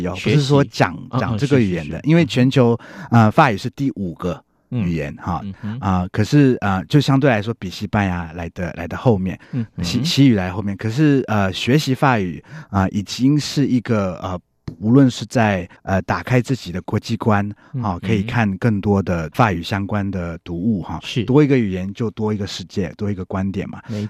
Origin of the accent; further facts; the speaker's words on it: Belgium; 看你是哪个国家的口音，我们比利时就会比较重，Bonjour。